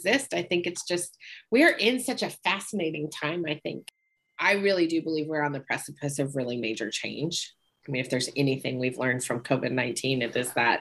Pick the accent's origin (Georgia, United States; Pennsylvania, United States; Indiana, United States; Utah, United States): Utah, United States; Park City; moved away; also born or lived in Salt Lake City, Utah; I grew up in Park City, Utah before Sundance became a thing